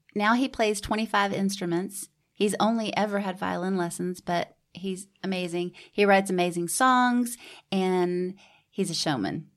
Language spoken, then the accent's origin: English; Houston, Texas, United States; also born or lived in Georgia / New York / New Braunfels, Texas; raised in Houston